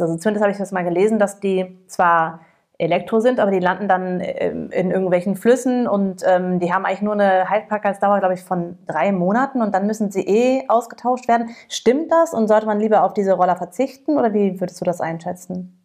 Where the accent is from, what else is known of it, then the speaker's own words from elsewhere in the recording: United States; now in Cologne, Germany; ich als Amerikanerin